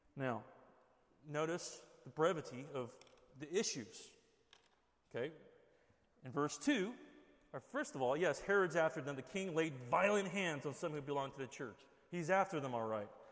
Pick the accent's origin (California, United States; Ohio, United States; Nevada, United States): California, United States; Southern; moved away; we're from Southern California